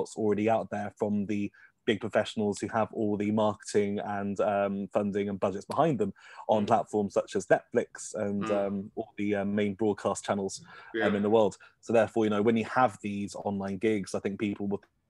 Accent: Kettering, East Midlands, United Kingdom; we're both from Kettering, Northamptonshire

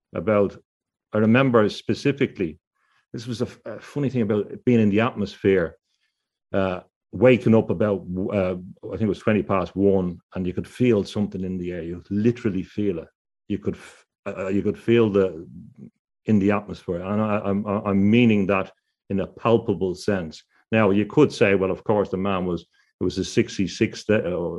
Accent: Dublin, Leinster, Ireland; When I was growing up in Dublin

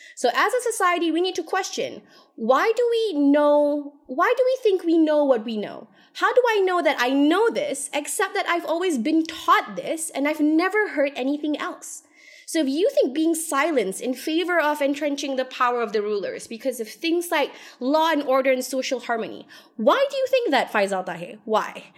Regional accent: Malaysia; we, as a Malaysian society

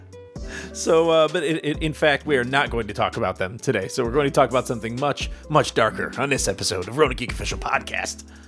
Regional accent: United States; now in Canada; I'm from the States.

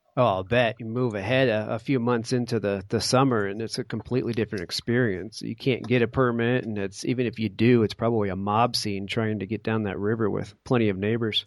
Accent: Connecticut, United States; I grew up in Connecticut

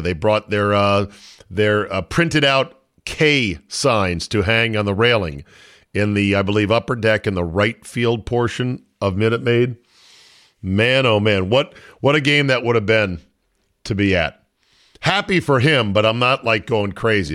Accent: Philadelphia, Pennsylvania, United States; I am from the Philly area

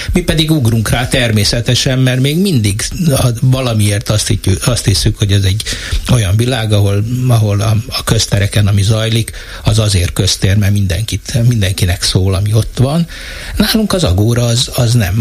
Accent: Eger, Heves, Hungary; én Egerből jövök

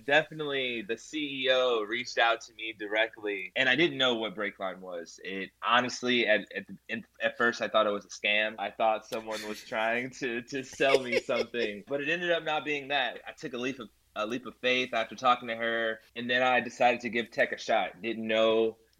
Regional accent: Kentucky, United States; I'm actually from Kentucky as well

